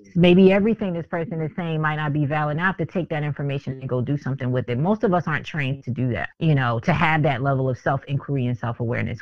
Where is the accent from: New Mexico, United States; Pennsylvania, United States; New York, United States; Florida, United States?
Pennsylvania, United States; Philadelphia; moved away; I'm from Philly originally.